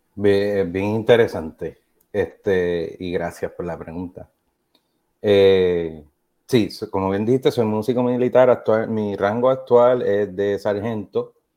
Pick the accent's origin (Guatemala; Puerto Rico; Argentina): Puerto Rico; Trujillo Alto; moved away as an adult; also born or lived in South Carolina / Hawaii; now in Kentucky, United States; me crié y crecí entre la ciudad y el campo, de donde yo soy natural, soy de Trujillo Alto